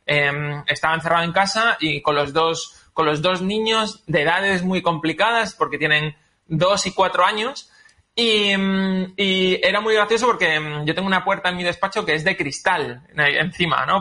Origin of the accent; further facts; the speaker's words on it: Málaga, Andalusia, Spain; yo que soy de Málaga